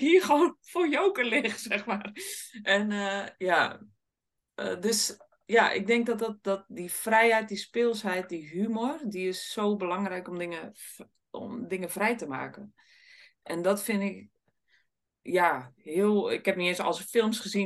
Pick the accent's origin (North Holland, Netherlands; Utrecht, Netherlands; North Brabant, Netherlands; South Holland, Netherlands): South Holland, Netherlands; Sliedrecht; Ik kom uit Sliedrecht